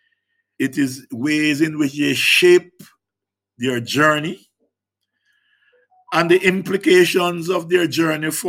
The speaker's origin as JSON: {"language": "English", "town": "Jericho", "region": "Hanover", "country": "Jamaica", "tie": "born or raised there", "said": "in the African diaspora community across the world, certainly in my community of Jericho and Hanover"}